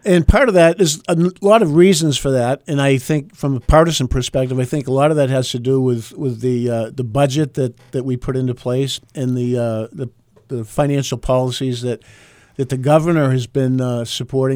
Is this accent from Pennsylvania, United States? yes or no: no; Groveton, New Hampshire, United States; I'm from Groveton up north